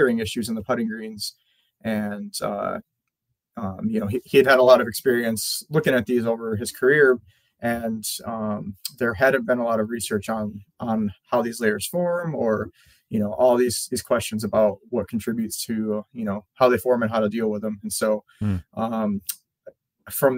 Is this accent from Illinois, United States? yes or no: no; Sheboygan, Wisconsin, United States; I grew up in Sheboygan, Wisconsin